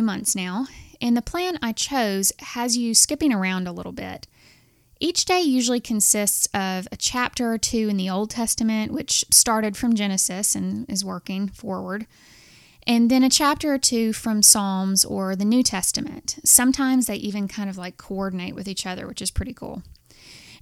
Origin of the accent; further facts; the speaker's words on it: Alabama, United States; I'm from Alabama and surrounded by a bunch of fire and brimstone breathing Southern Baptists